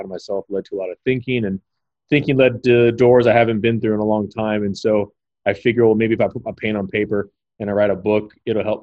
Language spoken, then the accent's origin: English; Los Angeles, California, United States; moved away as an adult; I'm originally from Los Angeles, California